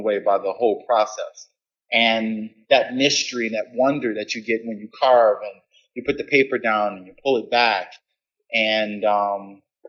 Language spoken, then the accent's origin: English; New Orleans, Louisiana, United States; my roots growing up in New Orleans